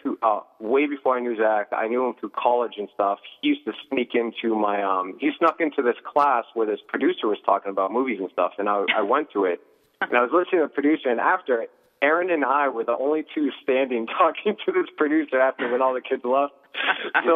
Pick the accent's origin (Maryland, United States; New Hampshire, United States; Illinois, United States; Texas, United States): New Hampshire, United States; Pelham; also born or lived in San Jose, California / Nashua, New Hampshire / Salem, New Hampshire / Las Vegas, Nevada; I was born in San Jose, California, 1 year old. We moved here, Nashua, Salem. I grew up in the surrounding areas and then Pelham, and then went to middle school and high school